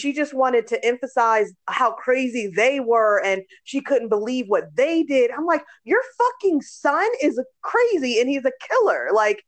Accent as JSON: {"language": "English", "country": "Germany", "tie": "born or raised there", "said": "but a part of my life, I grew up in Germany and they had nude beaches, right?"}